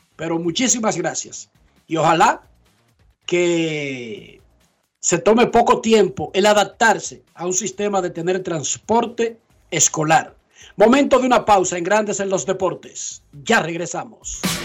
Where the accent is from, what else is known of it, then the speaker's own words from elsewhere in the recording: Dominican Republic; nosotros, sin importar cómo esté el país, nos gusta emigrar